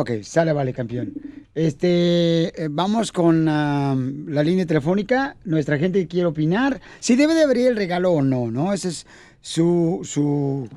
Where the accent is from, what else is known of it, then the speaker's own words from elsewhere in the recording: Ocotlán, Jalisco, Mexico; now in United States; mi padre también se vino a Estados Unidos y nos quedamos mi mamá y yo en Ocotlán, Jalisco